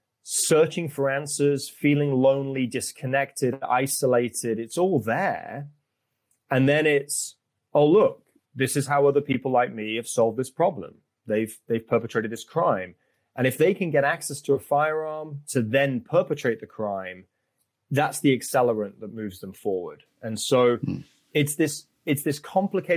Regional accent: United Kingdom; now in United States; I grew up in Europe. I grew up in the United Kingdom.

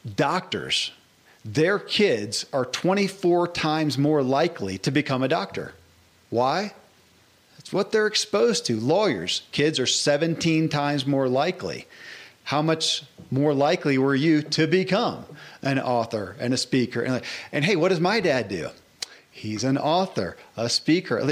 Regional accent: Kentucky, United States; born or raised there

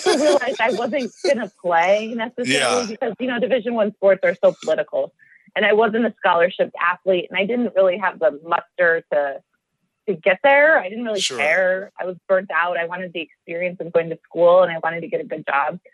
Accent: Oregon, Wisconsin, United States; also born or lived in Madison, Wisconsin; now in Healdsburg, United States; I'm from Oregon, Wisconsin. So not Oregon, the state. I'm actually a Midwesterner

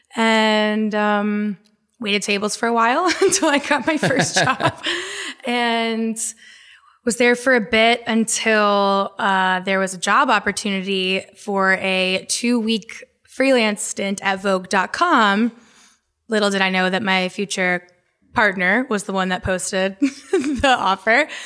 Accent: Jacksonville, Florida, United States; now in Brooklyn, United States; I was born and raised in Florida, uh, grew up primarily in Jacksonville

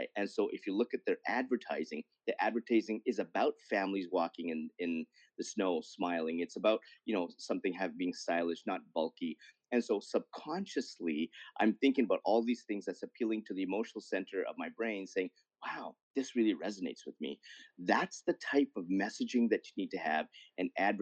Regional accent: Canada; as a Canadian

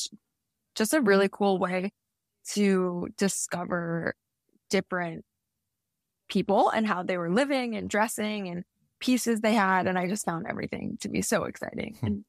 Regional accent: New York, United States; now in Miami, United States; I feel like I never take for granted living somewhere warm now since I grew up in New York.

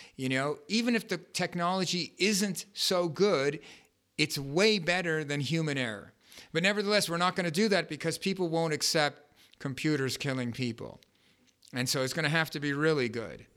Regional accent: Los Angeles, California, United States; I grew up in Westwood

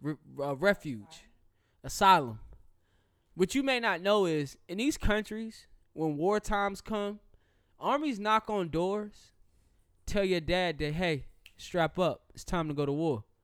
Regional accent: the South, United States; I'm a Southerner

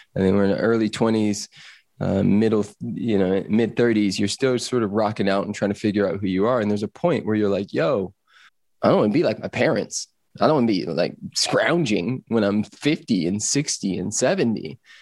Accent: Los Angeles, California, United States; I grew up in Los Angeles

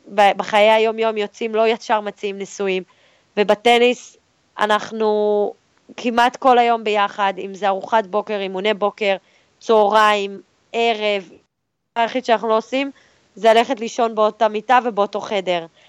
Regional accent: Israel; אז אנחנו כישראלים באמת מקבלים הרבה עידוד.

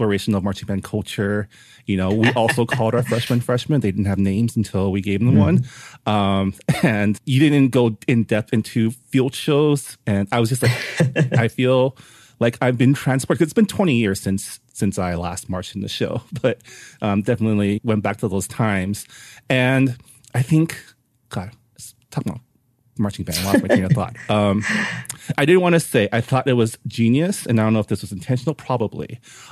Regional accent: San Gabriel Valley, California, United States; also born or lived in East Coast; I grew up in the San Gabriel Valley

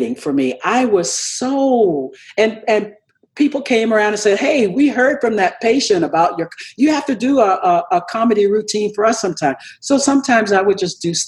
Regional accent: the South, United States; I'm from the South

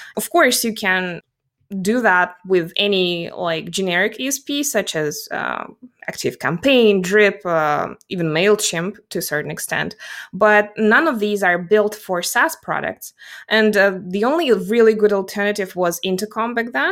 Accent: Russia; English is a second language; also born or lived in South Carolina / New York City; I'm based geographically in Russia, and I'm actually Russian by origin

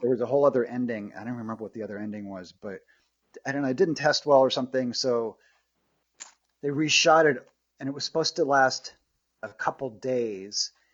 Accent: Norman, Oklahoma, United States; moved away; also born or lived in Los Angeles; I'm from Norman, Oklahoma, and I moved to LA to be a, a movie star

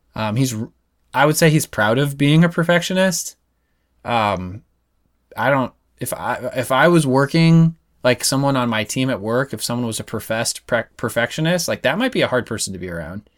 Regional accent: Nebraska, United States; I was from Nebraska

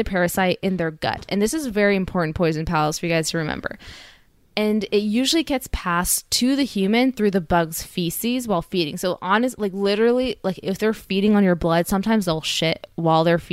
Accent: California, United States; we are from California

